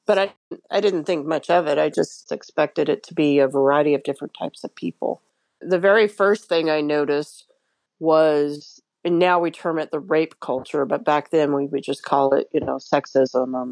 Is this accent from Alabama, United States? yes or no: yes; Alabama, United States; I was raised in Alabama